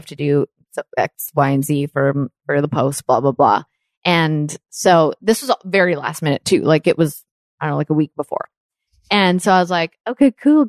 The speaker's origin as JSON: {"language": "English", "town": "Leduc", "region": "Alberta", "country": "Canada", "tie": "born or raised there", "said": "I grew up in Canada"}